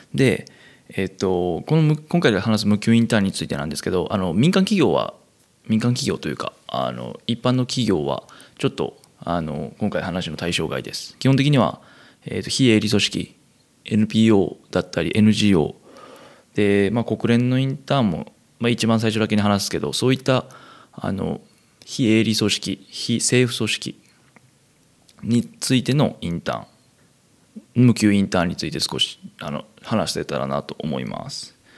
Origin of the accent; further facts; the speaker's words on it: Kansai, Japan; moved away; 生まれも育ちも関西という生粋の関西人、私